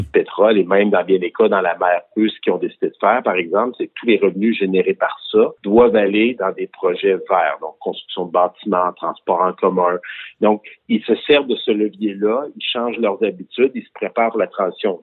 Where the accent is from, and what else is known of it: Quebec, Canada; also born or lived in Victoriaville